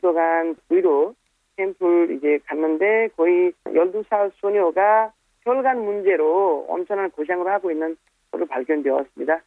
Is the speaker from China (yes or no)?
no; Nepal; Korean is a second language; also born or lived in South Korea; 네팔에서 여기 와서 좀 일하고 그때 겪어본 여러 가지 일도 어떻게 다시 귀국한 후에 네팔에서